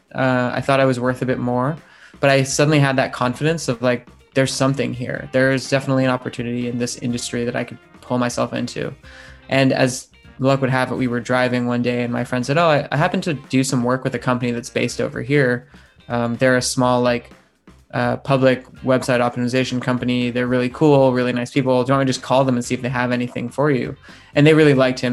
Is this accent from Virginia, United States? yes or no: no; Ohio, United States; also born or lived in California; now in London, United Kingdom; we grew up in Ohio